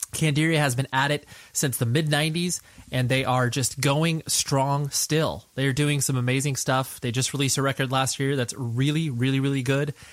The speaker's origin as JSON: {"language": "English", "region": "Southern California", "country": "United States", "said": "I'm from Southern California"}